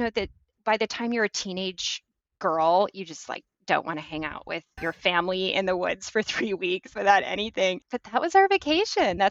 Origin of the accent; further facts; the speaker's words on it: Michigan, United States; I grew up in Michigan, and it was in the 80s and sort of very modest family